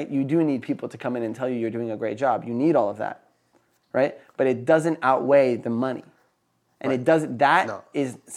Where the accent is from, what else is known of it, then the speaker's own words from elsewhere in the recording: Philadelphia, Pennsylvania, United States; also born or lived in Napa Valley, California; I grew up partially in Philadelphia and partially in Napa Valley.